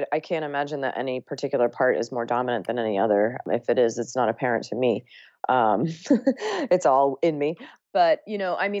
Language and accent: English; Ohio, United States; And then I also ate pizza and hamburgers growing up in Ohio.